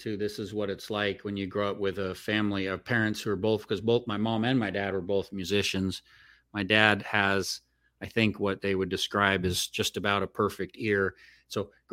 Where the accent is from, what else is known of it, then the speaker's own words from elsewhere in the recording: Southern Oregon, United States; also born or lived in Las Vegas; I grew up in Southern Oregon